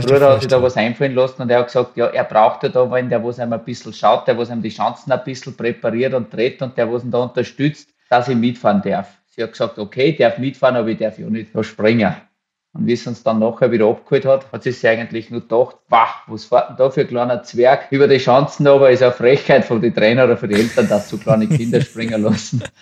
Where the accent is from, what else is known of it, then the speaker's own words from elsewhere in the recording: Waldzell, Upper Austria, Austria; In Waldzell, in der Nähe von Ried im Innkreis, da gibt es ja nicht wirklich die Berge oder habe ich mit meiner Familie, bin ich halt da aufgewachsen auf dem Bauernhof